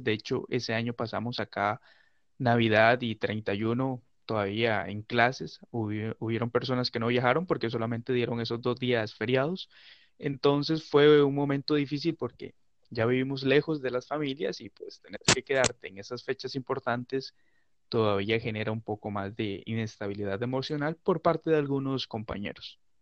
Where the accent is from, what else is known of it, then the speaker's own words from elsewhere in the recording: San Carlos, Río San Juan, Nicaragua; yo soy nicaragüense, por gracia de Dios. soy del departamento de Río San Juan, del municipio de San Carlos